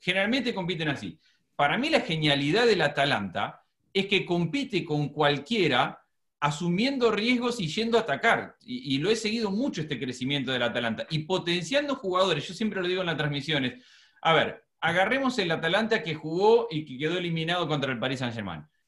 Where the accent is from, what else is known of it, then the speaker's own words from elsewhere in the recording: Argentina; moved away as an adult; also born or lived in Buenos Aires; now in United States; Como argentina